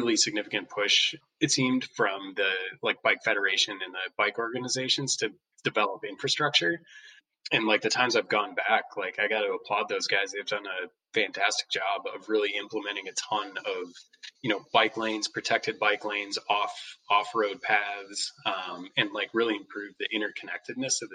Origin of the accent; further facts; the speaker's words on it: Crandon, Wisconsin, United States; I grew up in Crandon